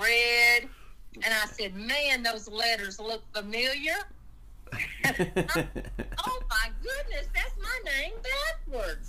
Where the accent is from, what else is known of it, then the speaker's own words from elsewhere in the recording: Aiken, South Carolina, United States; also born or lived in Hawaii; now in LaGrange, United States; I was born in Aiken, South Carolina, and I've been in LaGrange since 1975